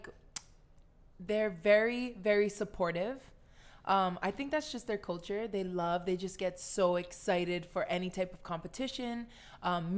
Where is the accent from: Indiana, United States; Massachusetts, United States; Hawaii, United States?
Hawaii, United States; Kahaluu; moved away as an adult; I'm like born and raised from Kahalu, Hawaiian all the way.